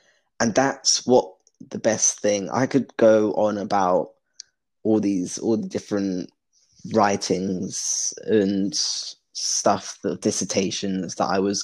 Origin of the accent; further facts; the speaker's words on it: London, United Kingdom; also born or lived in Cornwall / Belfast; growing up in London